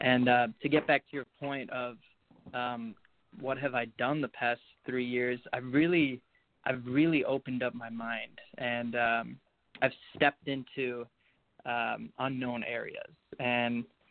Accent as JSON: {"language": "English", "town": "Chicago", "region": "Illinois", "country": "United States", "said": "I'm from Chicago, Illinois."}